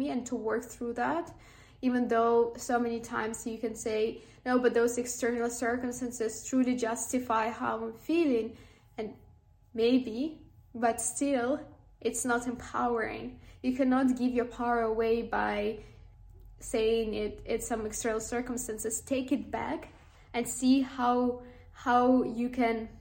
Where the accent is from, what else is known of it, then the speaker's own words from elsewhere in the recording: Ukraine; I am from Ukraine